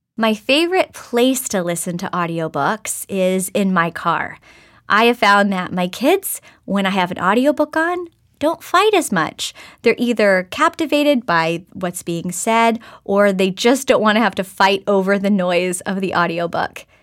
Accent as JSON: {"language": "English", "region": "Oklahoma", "country": "United States", "tie": "born or raised there", "moved": "yes", "said": "I grew up in Oklahoma and spent some time in different parts of the country"}